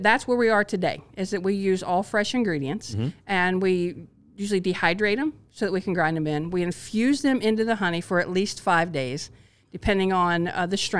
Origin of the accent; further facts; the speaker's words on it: Midwest, United States; I'm very much, you know, born and raised in the Midwest